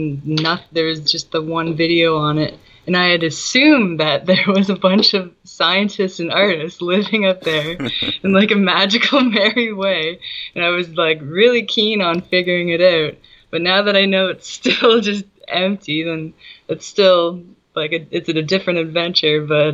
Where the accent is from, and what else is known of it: Toronto, Ontario, Canada